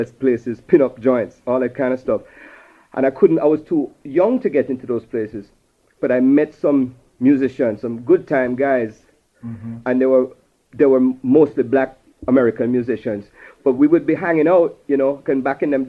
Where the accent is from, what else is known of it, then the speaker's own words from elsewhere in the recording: Jamaica; moved away; also born or lived in New York; This is my upbringing. I'm a Jamaican